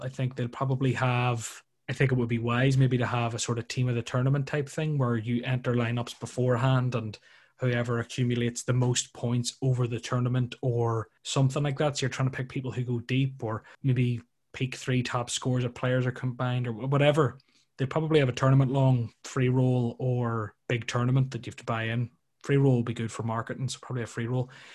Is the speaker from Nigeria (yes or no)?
no; Ireland; being from Ireland